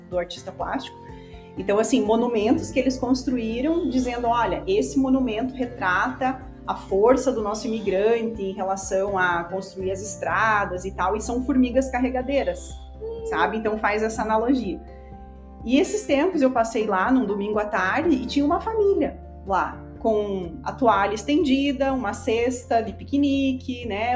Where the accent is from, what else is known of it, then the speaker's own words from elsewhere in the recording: Rio Negrinho, Santa Catarina, Brazil; eu sou de Rio Negrinho, moro lá agora